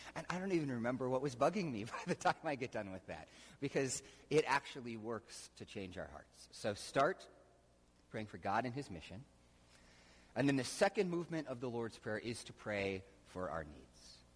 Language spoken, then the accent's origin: English; United States; we grew up just in America